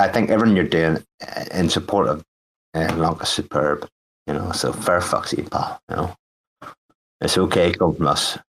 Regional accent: Northern Ireland, United Kingdom; Northern Ireland.

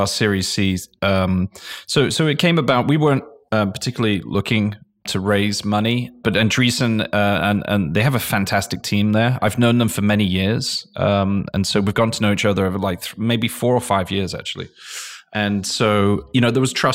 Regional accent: England, United Kingdom; moved away as an adult; now in United States; I'm English. I came from England.

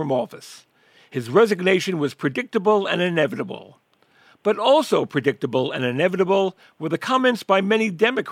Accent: New York City, New York, United States; I was born and raised in the Bronx

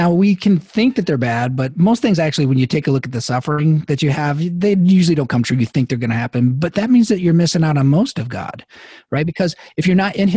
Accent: Midwest, United States; I'm from the Midwest

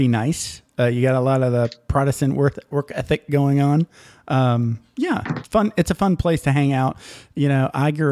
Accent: Upper Peninsula, Michigan, United States; moved away; also born or lived in Japan; I grew up in Upper Peninsula, Michigan

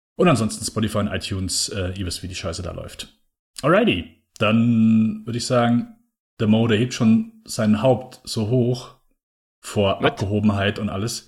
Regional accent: Germany; mein Mutterland

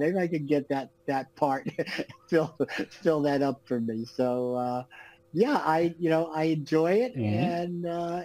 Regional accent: Los Angeles, California, United States; moved away as an adult; also born or lived in New York / Manhattan / Malibu; now in Florida, United States; I was born in New York and then raised in Los Angeles

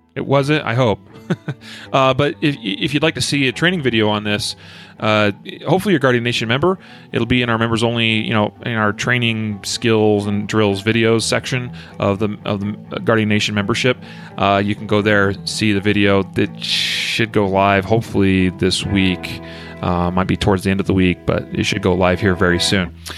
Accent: United States; also born or lived in Wyoming; growing up in Idaho and Wyoming

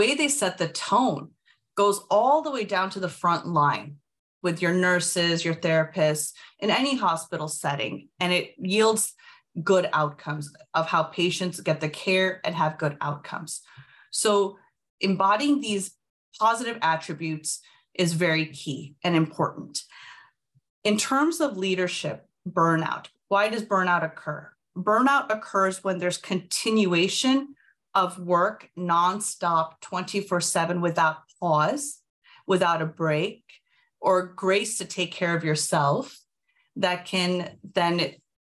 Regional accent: Midwest, United States; I am born and raised in the Midwest

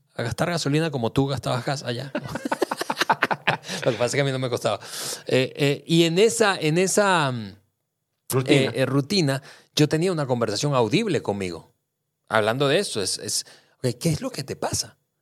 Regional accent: Venezuela; moved away as an adult; now in Mexico; yo nací, crecí en Venezuela, hace ya 13 años vivo en México

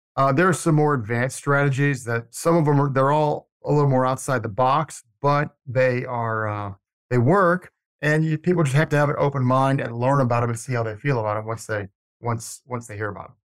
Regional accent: Atlanta, Georgia, United States; moved away as an adult; now in Tallahassee, United States; I grew up in Atlanta

